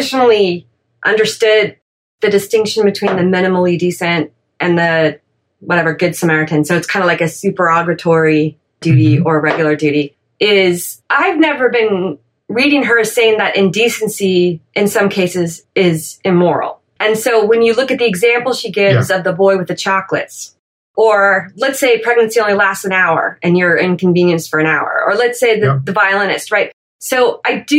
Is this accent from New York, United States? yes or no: no; California, United States; I grew up in California in the 70s